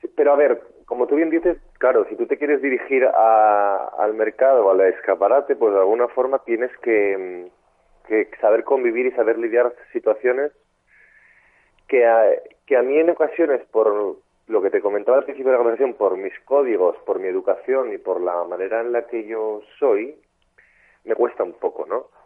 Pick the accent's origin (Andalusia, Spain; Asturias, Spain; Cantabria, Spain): Asturias, Spain; moved away as an adult; now in Madrid, Spain; soy un chico de Asturias